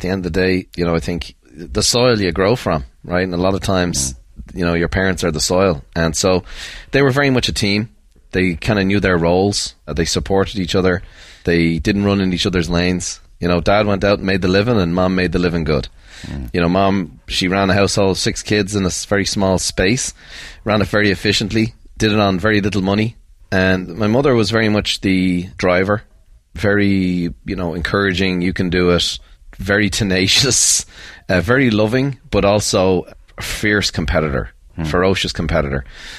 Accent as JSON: {"language": "English", "town": "Dublin", "region": "Leinster", "country": "Ireland", "tie": "born or raised there", "said": "We had six kids growing up south side of Dublin."}